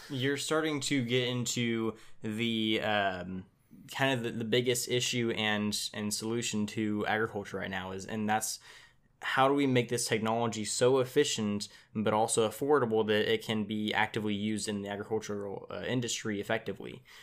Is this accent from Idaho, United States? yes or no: no; Tulare, California, United States; here in my, in my hometown of Tulare, I live in Tulare, California